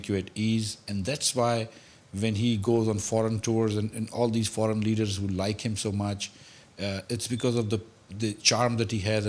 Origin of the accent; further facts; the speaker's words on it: Karachi, Sindh, Pakistan; I was from Karachi.